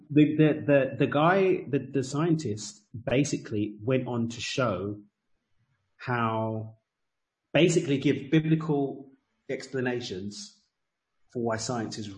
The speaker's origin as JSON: {"language": "English", "country": "United Kingdom", "said": "As a as a Brit"}